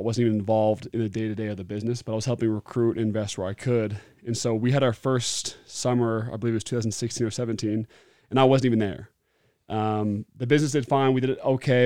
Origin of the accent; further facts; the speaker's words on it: Beaverton, Oregon, United States; now in Utah, United States; I grew up in Beaverton, Oregon, loved it